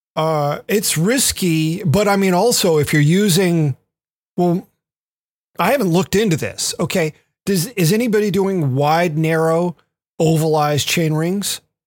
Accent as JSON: {"language": "English", "town": "Memphis", "region": "Tennessee", "country": "United States", "tie": "born or raised there", "moved": "yes", "said": "I grew up in Memphis"}